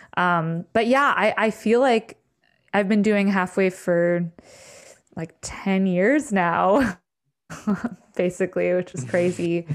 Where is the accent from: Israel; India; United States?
United States; the Berkshires, Western Massachusetts; also born or lived in New York City / Maine; now in upstate New York, United States; I grew up in the Berkshires in Western Mass